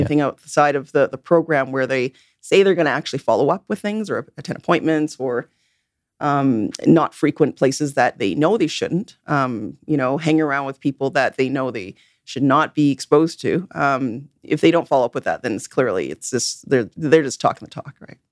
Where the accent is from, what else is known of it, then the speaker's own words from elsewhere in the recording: Vancouver, British Columbia, Canada; I'm born and raised in Vancouver